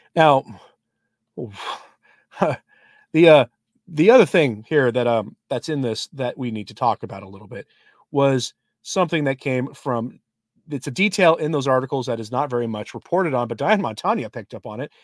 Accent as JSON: {"language": "English", "town": "Portland", "region": "Oregon", "country": "United States", "moved": "yes", "said": "I'm from Portland, Oregon"}